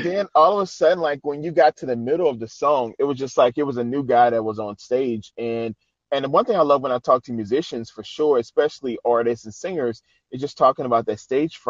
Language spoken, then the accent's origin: English; New Orleans, Louisiana, United States; he had a church in New Orleans, because that's where I'm originally from.